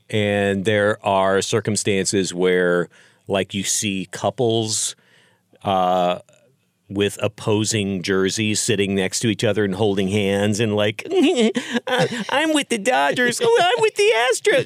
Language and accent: English; Texas, United States; moved away; I grew up in Texas